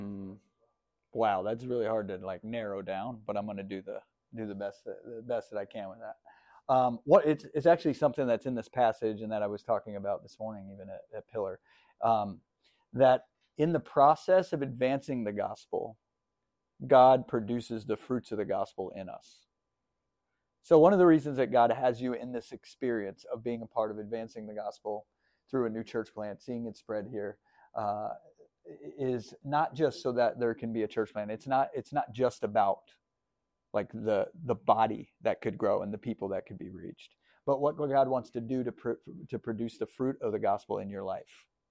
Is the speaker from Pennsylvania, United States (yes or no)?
yes; Northern Pennsylvania, United States; I was born in Northern Pennsylvania, and uh, grew up kind of going to church